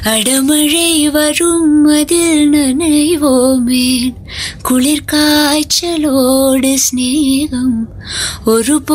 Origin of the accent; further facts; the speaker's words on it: Kerala, India; now in Karnataka, India; I've I'm from Kerala and uh, I've been to Tamil Nadu and now I'm in Karnataka.